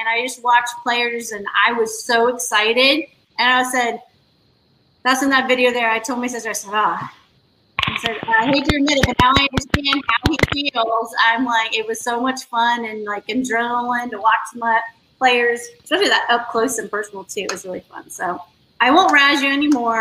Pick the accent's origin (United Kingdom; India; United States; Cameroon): United States; Florida; moved away; I'm from Florida